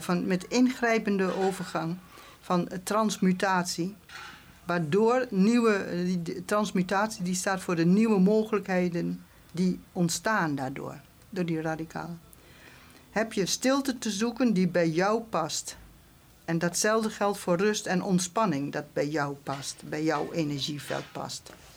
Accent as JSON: {"language": "Dutch", "region": "rural Drenthe", "country": "Netherlands", "also_born_or_lived": "Arnhem", "moved": "as an adult", "said": "ik kom van het Drentse platteland"}